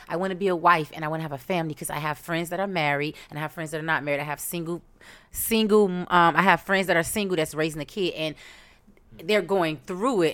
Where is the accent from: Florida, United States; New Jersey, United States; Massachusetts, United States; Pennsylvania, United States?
Florida, United States; Miami; I'm from Miami, three oh five